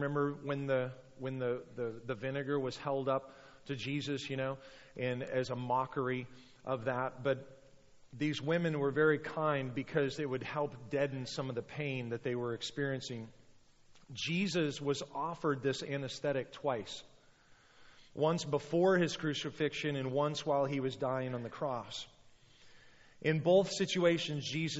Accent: United States; we're Americans

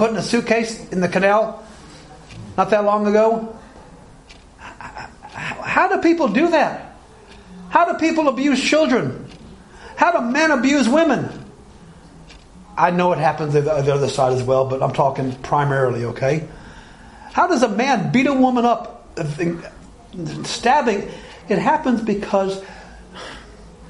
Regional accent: Alabama, United States; moved away; I grew up in Alabama.

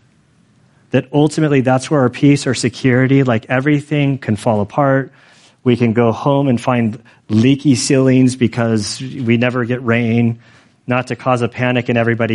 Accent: United States; I'm American, I was born, bred, converted in America

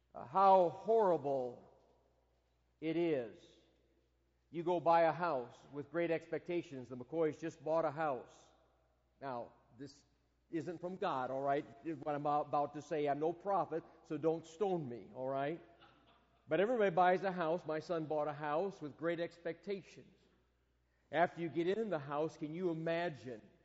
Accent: Michigan, United States; moved away; growing up in Michigan

